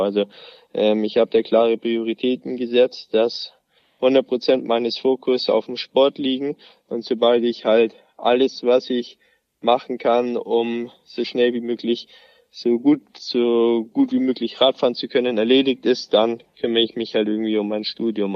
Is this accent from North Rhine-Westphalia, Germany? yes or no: no; near Ansbach, Bavaria, Germany; in Ansbach, also gar nicht so weit weg von meinem Heimatort